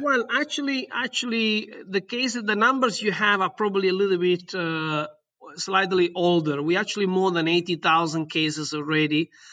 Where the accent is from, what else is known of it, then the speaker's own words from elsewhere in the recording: Southern Italy, Italy; English is a second language; moved away as an adult; also born or lived in London; in my hometown in Italy, in the south of Italy